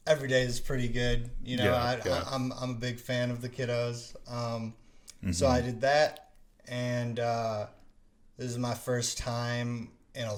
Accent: Franklin, Wisconsin, United States; I was born and raised in Franklin, Wisconsin.

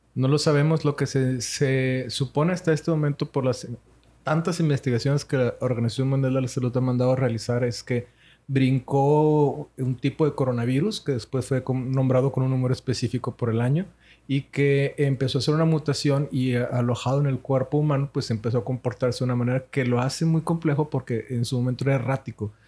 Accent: Monterrey, Nuevo León, Mexico; Nosotros somos de Monterrey, Nuevo León, México, sí, señor. Arriba al norte.

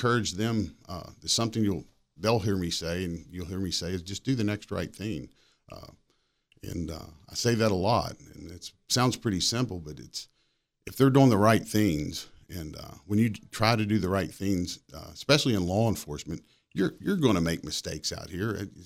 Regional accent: Cabell County, West Virginia, United States; now in Berkeley County, United States; I grew up in Cabell

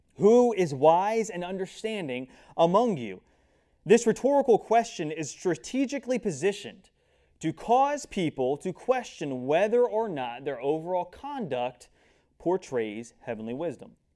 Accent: United States; I'm an American

